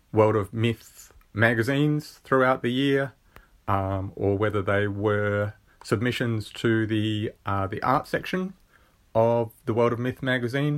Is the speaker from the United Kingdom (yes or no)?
no; Murray Bridge, South Australia, Australia; I am an Aussie boy. I'm from South Australia, from a little place in South Australia called Murray Bridge